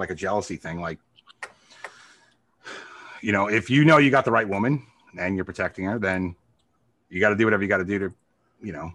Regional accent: New York, United States; I'm fucking a New Yorker, man. It's just in my blood

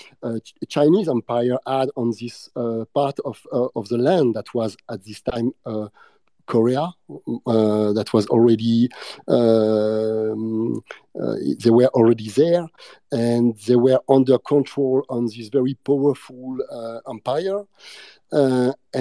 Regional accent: France; accent: French; English is a second language; my bad English and my French accent

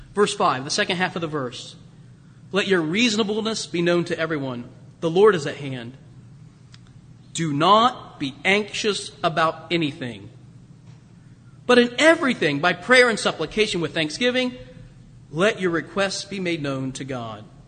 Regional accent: Springfield, Ohio, United States; moved away; I was in my hometown of Springfield near Dayton

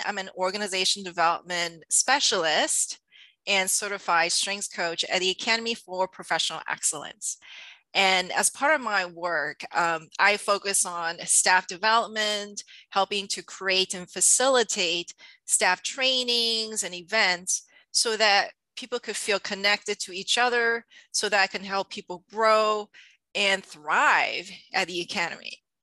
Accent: Taiwan; moved away; I'm from Taiwan originally

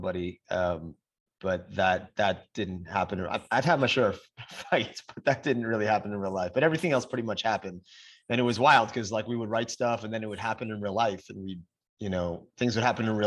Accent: Atlantic Beach, New York, United States; also born or lived in Park Slope, Brooklyn; I was born in Park Slope, and we moved to Long Island when I was five. So I grew up Atlantic Beach

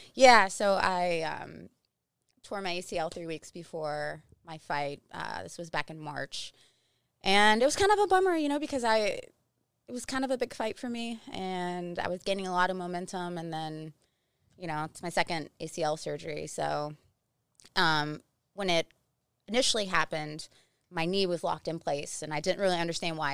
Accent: West Virginia, United States; moved away; also born or lived in South Carolina; I'm from West Virginia

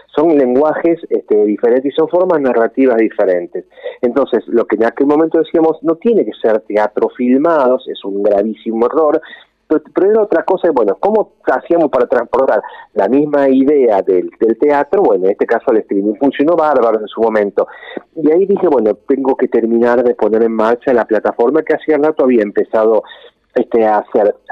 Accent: Rosario, Santa Fe, Argentina; also born or lived in Villa Carlos Paz, Córdoba; yo soy cordobés, lo que pasa es que vine a vivir en Rosario siendo muy chiquito, eh, no, no había cumplido ni 10 años y vine a vivir a Rosario

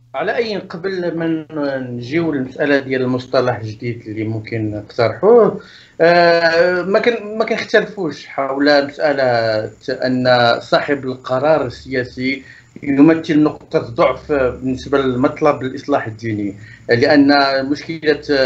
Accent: Morocco; عندنا في المغرب

